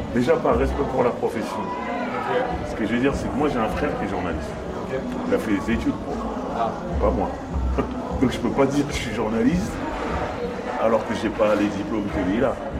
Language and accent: French; Paris, Île-de-France, France; je viens de France, Paris.